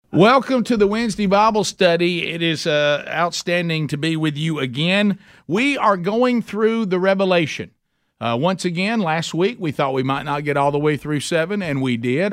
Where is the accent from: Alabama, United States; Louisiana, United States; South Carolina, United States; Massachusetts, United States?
Alabama, United States; I'm from Alabama